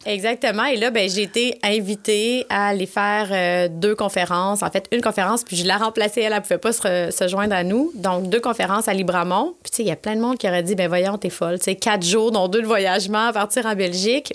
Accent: Quebec City, Quebec, Canada; moved away; pour venir m'installer à Québec parce que je venais de Québec

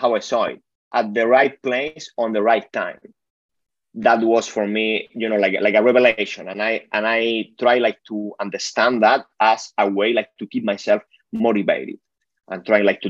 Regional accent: Spain; moved away; I'm originally from Spain, so my family is there.

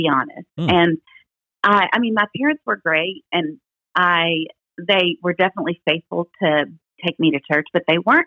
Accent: Memphis, Tennessee, United States; I was born in Memphis, Tennessee, in the Baptist Hospital in Memphis, Tennessee, and I grew up in a Christian home

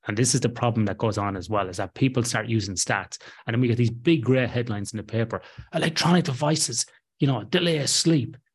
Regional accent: Ireland; I'm Irish Catholic

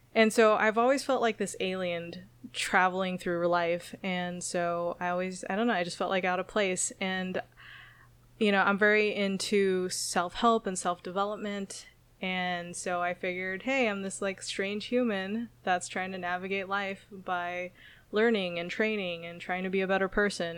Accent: Okinawa, Japan; moved away; also born or lived in San Jose, California; moving to Okinawa, Japan, which is my hometown

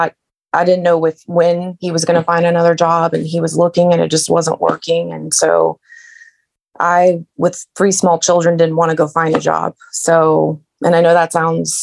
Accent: Bradenton, Florida, United States; moved away as an adult; also born or lived in Nashville, Tennessee / Orlando, Florida; now in Middle Tennessee, United States; So we lived in Bradenton

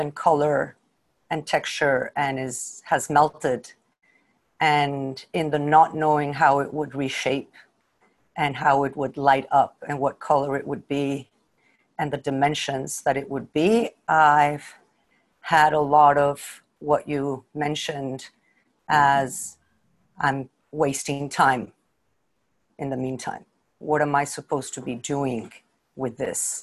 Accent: Mexico; I'm from Mexico

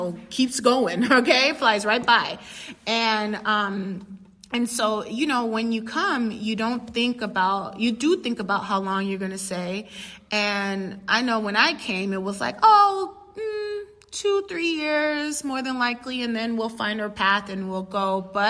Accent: England, United Kingdom; And of course, I am still English. Yes, I am the English one.

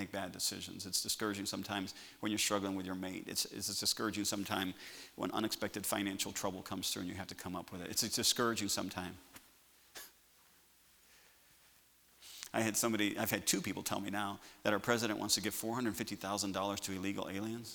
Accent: United States; I'm just an American

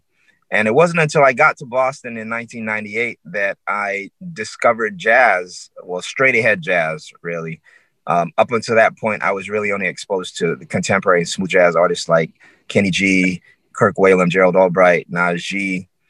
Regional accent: Barbados; as a teenager growing up in Barbados.

